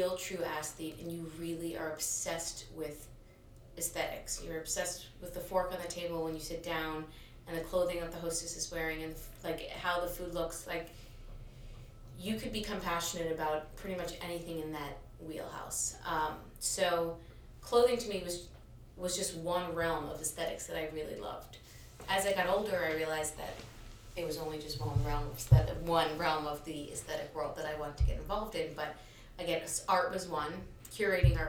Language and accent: English; New York City, New York, United States; I was born and raised in New York